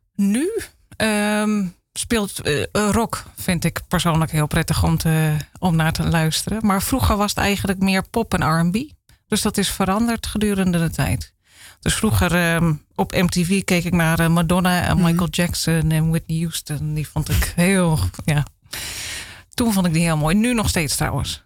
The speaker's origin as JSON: {"language": "Dutch", "area": "Zaanstreek", "region": "North Holland", "country": "Netherlands", "tie": "born or raised there", "said": "Ik ben geboren in de Zaanstreek"}